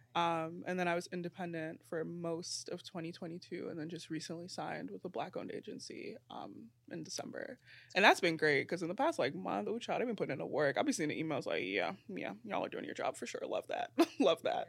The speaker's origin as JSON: {"language": "English", "town": "New York City", "region": "New York", "country": "United States", "said": "I'm from Brooklyn"}